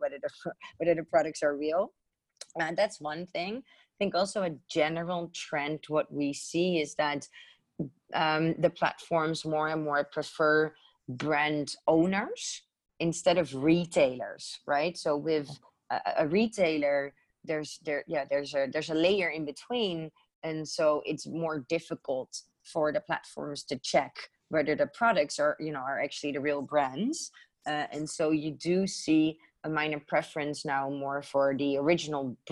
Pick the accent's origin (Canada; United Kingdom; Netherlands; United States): Netherlands; moved away; I'm originally from Holland